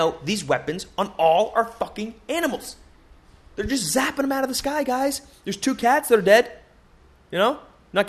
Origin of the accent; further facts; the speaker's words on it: Boston, Massachusetts, United States; my hometown, over there in Massachusetts, in Dorchester